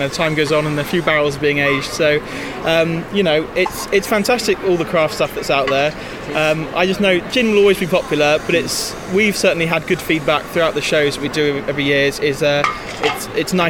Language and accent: English; Cornwall, South West England, United Kingdom; We come from Cornwall